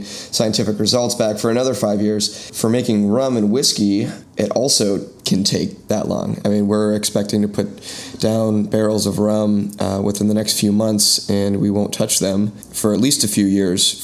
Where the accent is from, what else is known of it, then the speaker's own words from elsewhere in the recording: San Francisco, California, United States; moved away as an adult; now in Washington, D.C., United States; I'm from San Francisco